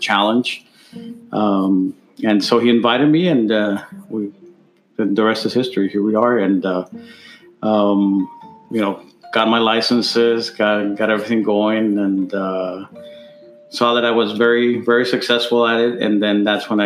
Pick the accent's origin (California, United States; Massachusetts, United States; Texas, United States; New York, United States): Texas, United States; El Paso; also born or lived in Ciudad Juárez, Mexico / Albuquerque, New Mexico; I was born in Juarez, but been here in El Paso, Texas, most of my life